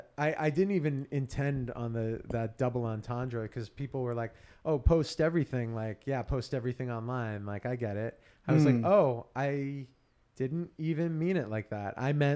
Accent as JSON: {"language": "English", "town": "Auburn", "region": "New Hampshire", "country": "United States", "tie": "born or raised there", "said": "I grew up in Auburn, which is a suburb of Manchester."}